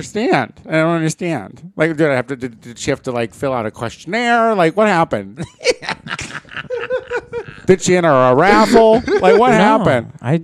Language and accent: English; Tel Aviv, Tel Aviv District, Israel; The problem is, I'm from Tel Aviv, Israel, and there is not enough Tony around.